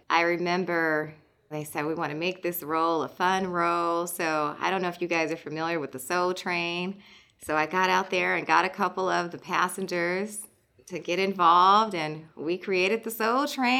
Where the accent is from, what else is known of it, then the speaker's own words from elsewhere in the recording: San Diego, California, United States; moved away; I come originally from San Diego.